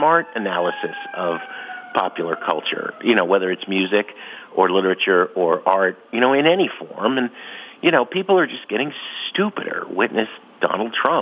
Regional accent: Jersey City, New Jersey, United States; also born or lived in Hoboken, New Jersey; I grew up in Jersey City and Hoboken, just across the river from Manhattan

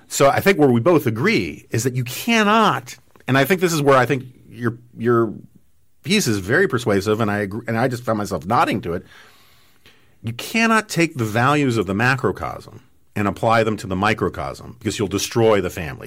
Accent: New York City, New York, United States; I grew up in Manhattan

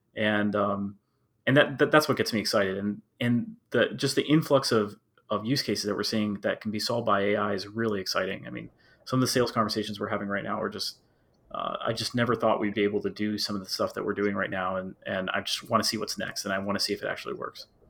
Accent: Maryland, United States; I currently live in Maryland and I have lived in Maryland my whole life.

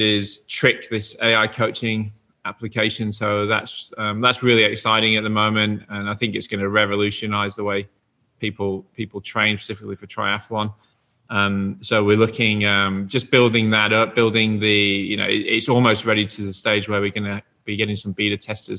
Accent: Yorkshire and the Humber, United Kingdom; I'm from Yorkshire, and in Yorkshire, we have Yorkshire tea

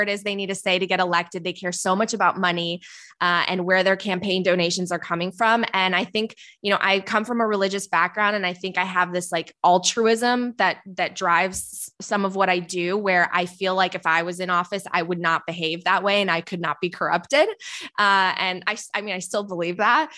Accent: Palatine, Illinois, United States; also born or lived in Poland; My family came to the suburbs of Chicago when I was five, so I grew up outside Chicago

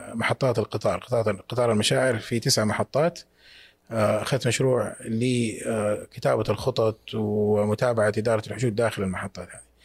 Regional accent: Mecca, Makkah Province, Saudi Arabia; born or raised there

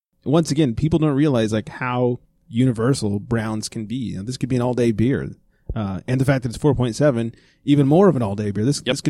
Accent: Camarillo, California, United States; I grew up in Camarillo.

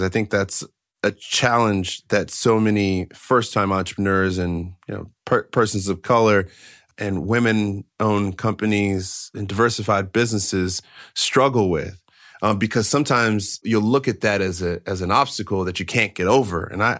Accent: Maryland, United States; because I grew up in Maryland, and so we were in Montgomery County, okay?

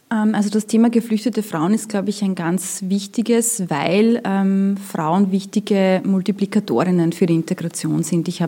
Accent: Austria; dass ich als Österreicher, wenn ich in einem Gemeindebau wohne, auch damit klarkommen muss, dass ich mitunter türkische oder syrische Nachbarn habe.

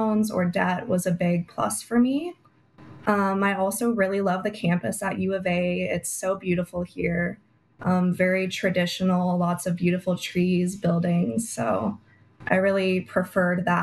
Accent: Prescott, Arizona, United States; Republican Women of Prescott in my hometown

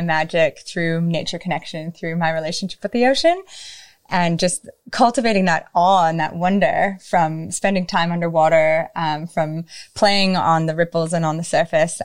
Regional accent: Minnesota, United States; I grew up in Minnesota, which is a state at the very top near Canada

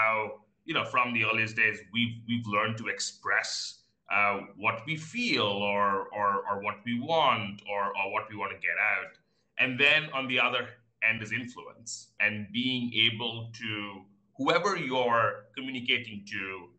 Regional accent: India; moved away as an adult; also born or lived in New York; now in Singapore; I grew up in India and went for undergrad in Singapore

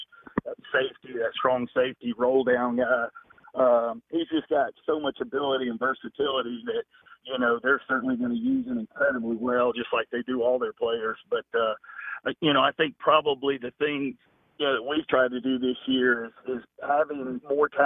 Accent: Clemson, South Carolina, United States; moved away as an adult; now in Georgia, United States; I grew up in Clemson, South Carolina.

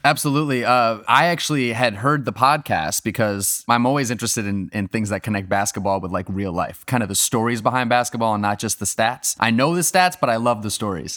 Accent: Syracuse, New York, United States; also born or lived in Boston, Massachusetts; I was born in Boston, and I was raised in Syracuse, New York

